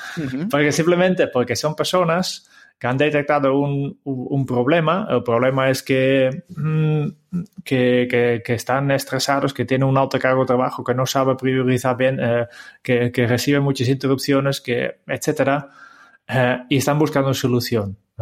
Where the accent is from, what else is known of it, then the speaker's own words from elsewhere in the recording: Harmelen, Utrecht, Netherlands; Spanish is a second language; moved away as an adult; now in Spain; mis primeros pasos eh, han sido en un pueblo en el centro de Holanda, eh, se llama Harmelen